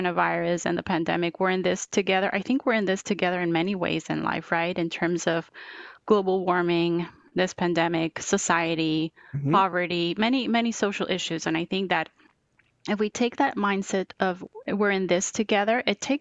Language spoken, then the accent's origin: English; Bogotá, Colombia; English is a second language; moved away as an adult; now in United States; I was born and raised in Bogota, Colombia, in South America, and did all of school and the first year of college in Bogota